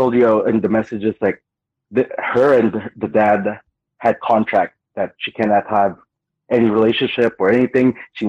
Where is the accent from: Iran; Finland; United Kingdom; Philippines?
Philippines; also born or lived in Guam; now in South Carolina, United States; I grew up in the Philippines. I went to the States. Then I've been traveling for the past, I don't know, 8 years, 9 years.